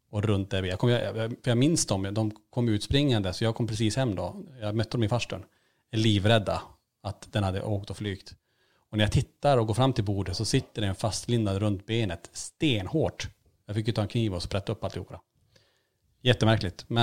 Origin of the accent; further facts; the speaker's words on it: Norrland, Sweden; Och, eh, inte bara att vi är från Norrland och, och sega ibland kanske, utan att man även har ett lugn.